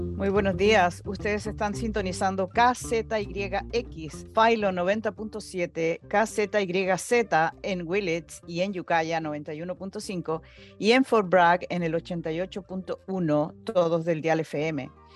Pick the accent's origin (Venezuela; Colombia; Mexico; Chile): Chile; now in United States; como inmigrante, yo soy chilena